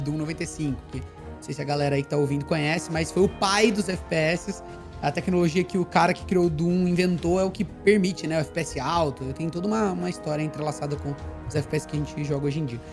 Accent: Socorro, São Paulo, Brazil; Eu sou do interior de São Paulo, Socorro, que é uma cidade de 36 mil habitantes

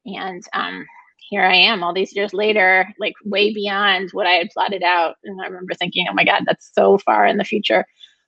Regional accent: Brighton, United States; I grew up in Brighton. My parents went to Brighton High School. I went to Brighton High School. Yeah, haven't gone very far.

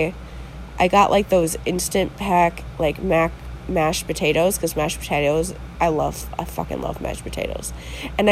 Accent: Wisconsin, United States; here in Wisconsin

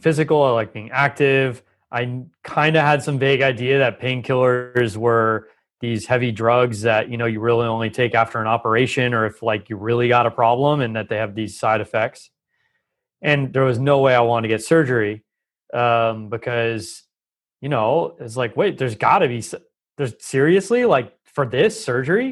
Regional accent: Los Angeles, California, United States; I grew up in Los Angeles

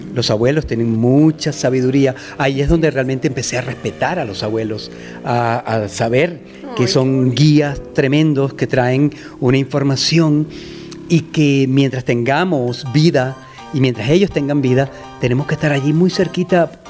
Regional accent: Venezuela; moved away; also born or lived in United States; venezolano, eh, emigré a Estados Unidos

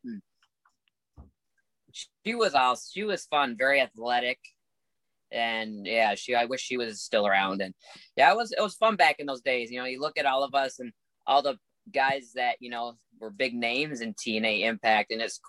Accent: Minneapolis, Minnesota, United States; I'm from Minneapolis, Minnesota

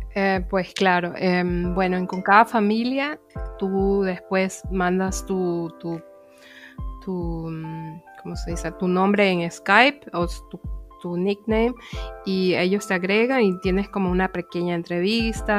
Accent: Guayaquil, Guayas, Ecuador; moved away as an adult; now in Offenbach, Germany; vengo originariamente de la ciudad de Guayaquil

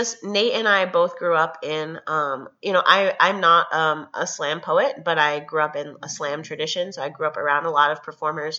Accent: Chicago, Illinois, United States; moved away as an adult; also born or lived in Cambridge, Massachusetts; I grew up in Chicago

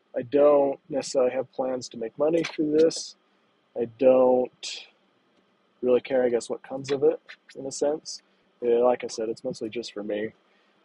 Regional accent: Wyoming, United States; I grew up in Wyoming. I still live nearby in that area

